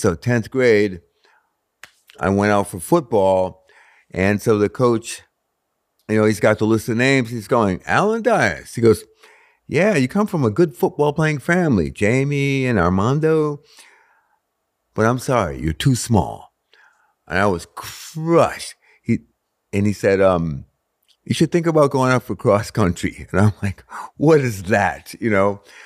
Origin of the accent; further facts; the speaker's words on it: Stratford, Connecticut, United States; I grew up in Stratford, Connecticut